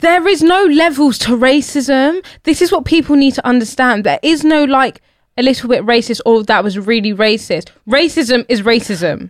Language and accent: English; United Kingdom; born and bred here, have never seen myself as British